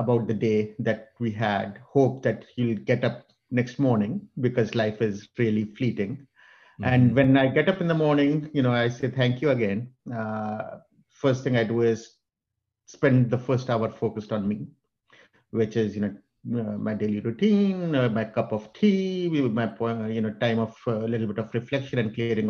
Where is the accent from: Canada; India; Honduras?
India; moved away as an adult; now in United States; I was born in India and came to the US when I was 24 with two suitcases